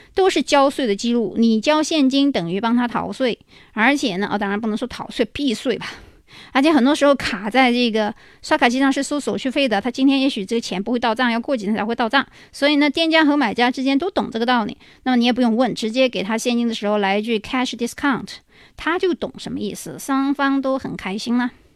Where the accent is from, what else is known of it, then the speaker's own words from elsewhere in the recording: China; 我们中国人